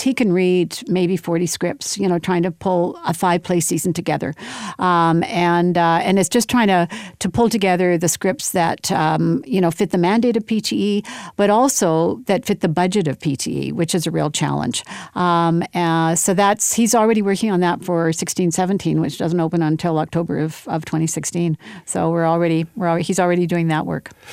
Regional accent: Winnipeg, Manitoba, Canada; I was born in Winnipeg.

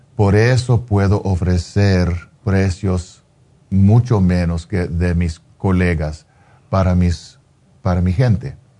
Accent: Los Angeles, California, United States; yo soy un, chicano de East

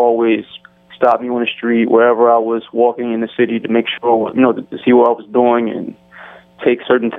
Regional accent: Baltimore, Maryland, United States; growing up in Baltimore

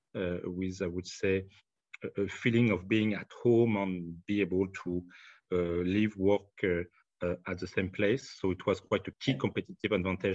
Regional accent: France; accent: French; English is a second language; my French accent

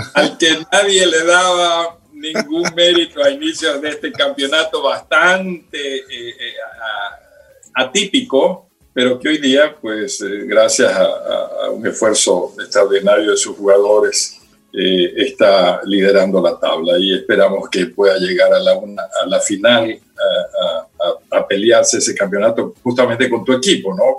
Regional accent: Guayaquil, Guayas, Ecuador; also born or lived in United States / Quito; yo nací en Guayaquil

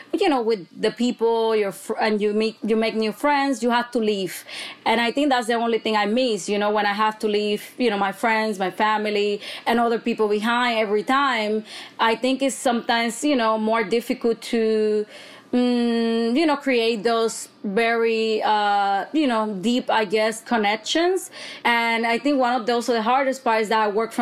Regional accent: Bayamón, Puerto Rico; I actually was raised in Bayamón, Puerto Rico

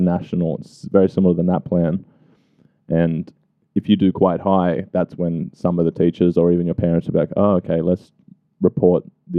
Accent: Sydney, New South Wales, Australia; I grew up in Eastwood, yeah. I grew up in Eastwood.

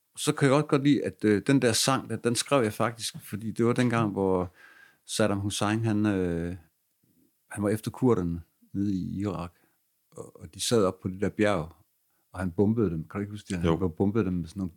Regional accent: Aarhus, Central Denmark Region, Denmark; min hjemby

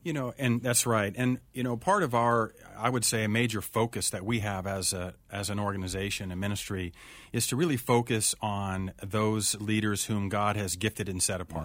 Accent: Urbana, Ohio, United States; moved away as an adult; also born or lived in Elgin, Illinois / West Coast; I grew up in a small little town in Ohio, a little town called Urbana, Ohio.

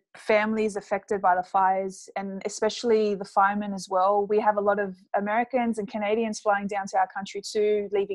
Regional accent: Sydney, New South Wales, Australia; I come from a Middle Eastern background, but I was born and raised in Sydney, Australia

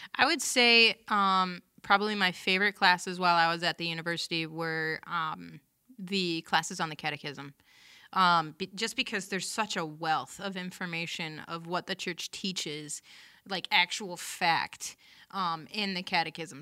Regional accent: Bay City, Michigan, United States; So, I grew up in Bay City, um, Creative Catholic

